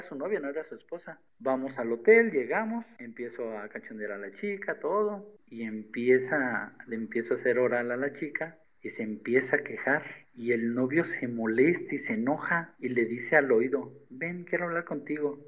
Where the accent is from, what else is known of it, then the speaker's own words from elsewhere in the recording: State of Mexico, Mexico; also born or lived in Cancún; soy del Estado de México